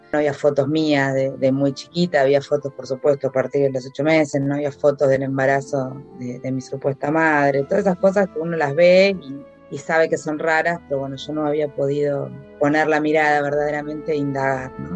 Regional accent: Buenos Aires, Argentina; Vivíamos en un departamento en, acá en la Ciudad de Buenos Aires, en el barrio Belgrano

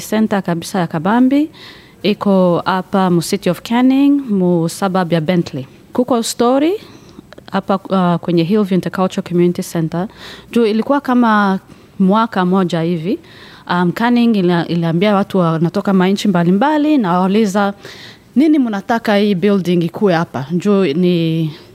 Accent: Rwanda; now in Perth, Australia; mi natokea Rwanda

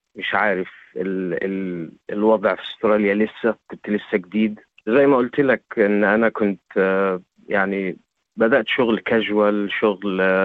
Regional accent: Egypt; moved away as an adult; now in Australia; احنا عندنا في مصر

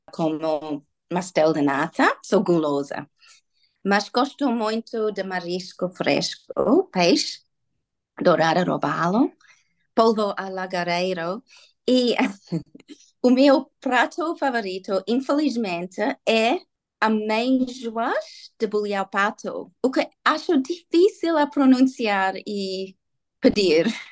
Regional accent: Sydney, New South Wales, Australia; first language English; Portuguese is a second language; moved away as an adult; also born or lived in Indonesia / Sri Lanka / Hawaii / Netherlands; now in Portugal; Nasci e cresci em Sydney

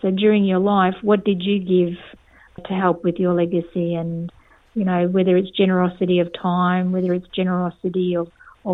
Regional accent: East Cape York, Queensland, Australia; now in Darwin, Australia; I grew up in East Cape York in a remote community

